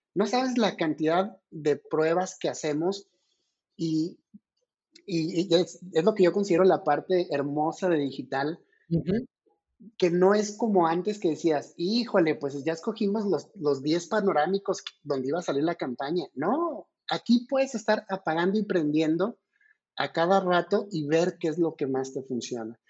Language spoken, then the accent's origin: Spanish; Mexico; como mexicano